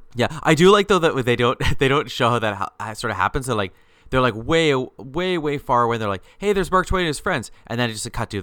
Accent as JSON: {"language": "English", "country": "Canada", "said": "we're both Canadian"}